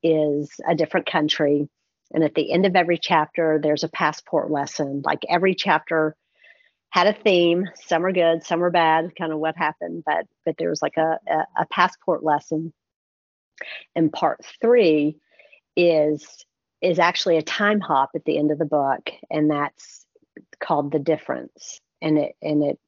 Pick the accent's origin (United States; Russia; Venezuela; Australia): United States; we're American